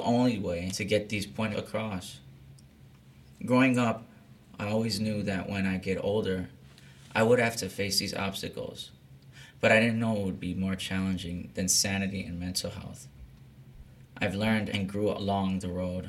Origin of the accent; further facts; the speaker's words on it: Chicago, Illinois, United States; moved away; also born or lived in Los Angeles; Born and raised in Chicago, I still wonder why I was homesick after moving to Los Angeles in 6 years